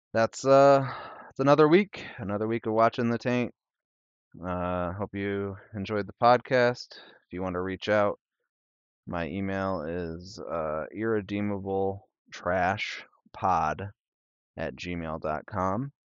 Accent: northern Illinois, United States; accent: Illinois and Wisconsin; from, uh, northern Illinois. I got the, the worst part of, uh, Illinois and the worst part of, uh, Wisconsin, uh, in my accent

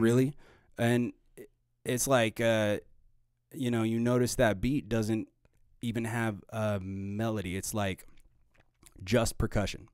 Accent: Arvada, Colorado, United States; also born or lived in Boulder, Colorado; I grew up in Arvada, Colorado, and in the, in Boulder

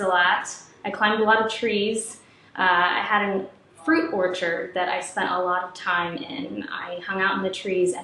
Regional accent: Ohio, United States; I grew up in Ohio, I'm its biggest fan

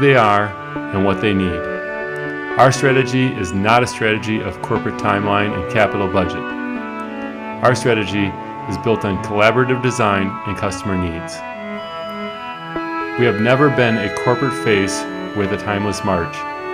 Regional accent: Wisconsin, United States; I was raised in Wisconsin

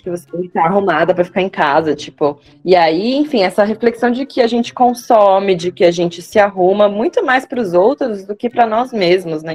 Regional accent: Osasco, São Paulo, Brazil; also born or lived in Jandira; now in São Paulo, Brazil; eu sou de Osasco

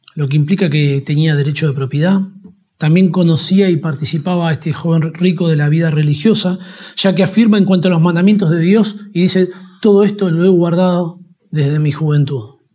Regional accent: Argentina; todos los argentinos disfrutamos del Mundial de Fútbol

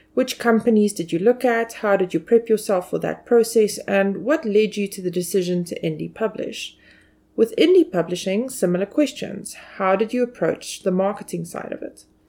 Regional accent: South Africa; as a South African citizen

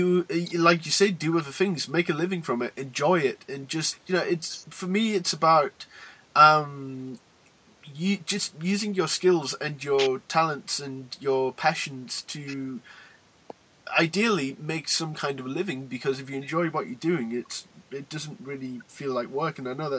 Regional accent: Newcastle upon Tyne, North East England, United Kingdom; I'm from Newcastle in the UK, but I kind of feel in my own way more a part of the LA scene than I am sort of locally.

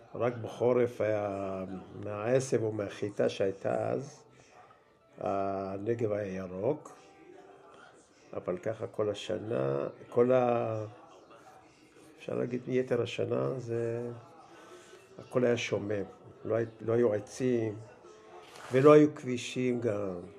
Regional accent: Melilot, Southern District, Israel; moved away as an adult; also born or lived in Beersheba; now in Ma'agalim, Israel; ואני נולדתי בארץ, בבאר שבע. נולדתי בשנת 1952. אה, שנתיים אחרי שההורים שלי עלו לארץ. אחרי שנתיים בבאר שבע עברנו לגור במושב, מלילות

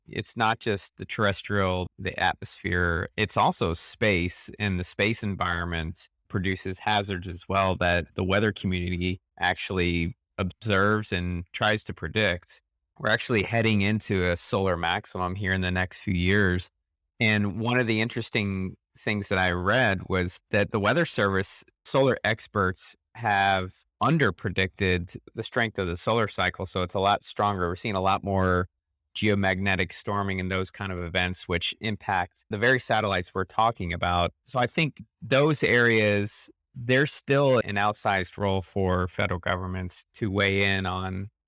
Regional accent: Midwest, United States; I grew up in the Midwest

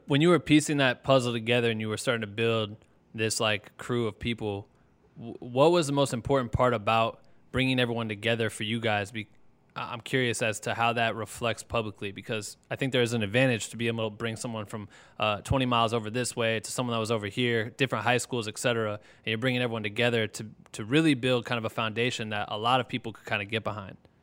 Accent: Iowa, United States; me living, growing up in Iowa, looking up to Minnesota people in the music scene

